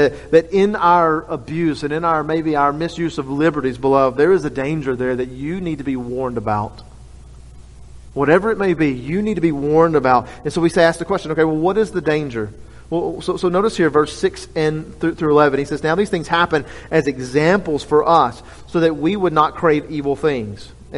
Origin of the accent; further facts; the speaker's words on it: Louisiana, United States; we're all from Louisiana